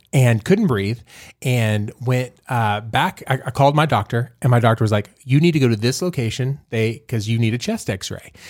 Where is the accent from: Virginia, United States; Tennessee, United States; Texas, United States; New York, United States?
Texas, United States; Fort Worth; I'm from Fort Worth